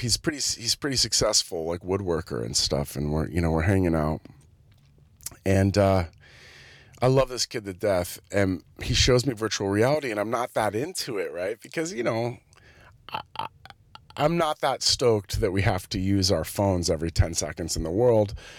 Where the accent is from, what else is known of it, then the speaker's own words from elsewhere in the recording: Santa Cruz, California, United States; moved away; my hometown, which is Santa Cruz